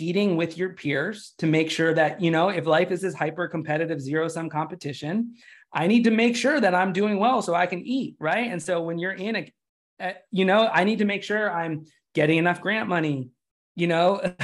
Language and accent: English; United States; I'm from the United States